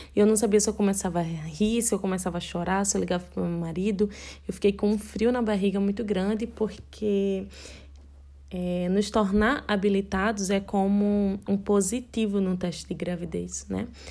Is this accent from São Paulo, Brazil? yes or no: no; Recife, Pernambuco, Brazil; Eu sou casada com Sérgio, nós somos de Recife, Pernambuco